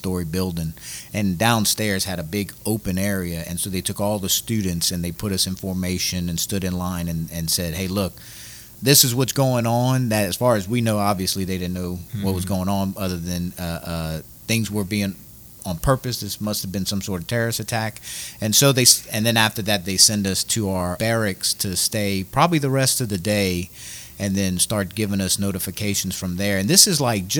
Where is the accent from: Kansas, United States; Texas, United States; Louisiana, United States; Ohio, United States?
Louisiana, United States; Scott; I went to Acadiana High. And so I'm from Scott, went to Acadiana High, went to Scott Middle